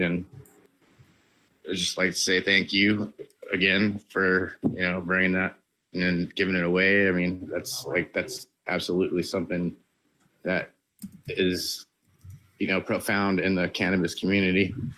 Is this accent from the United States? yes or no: yes; Washington, United States; I'm from Washington State